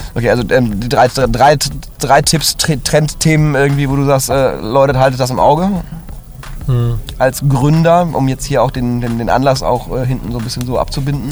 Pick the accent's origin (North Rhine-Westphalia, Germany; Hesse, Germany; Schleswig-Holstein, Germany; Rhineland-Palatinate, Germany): North Rhine-Westphalia, Germany; Cologne; also born or lived in Hamburg; als Kölner